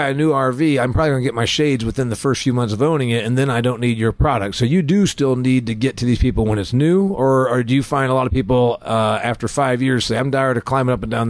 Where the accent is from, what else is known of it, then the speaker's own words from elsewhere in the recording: Indiana, United States; my home state of Indiana